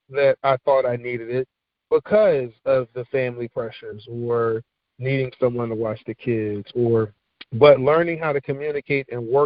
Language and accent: English; Philadelphia, Pennsylvania, United States; moved away as an adult; now in Richmond, United States; growing up in Philadelphia